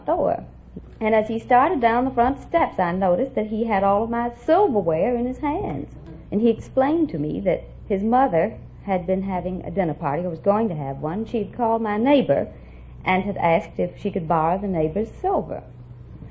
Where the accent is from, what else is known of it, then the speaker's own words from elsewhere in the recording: Corsicana, Texas, United States; Corsicana, Texas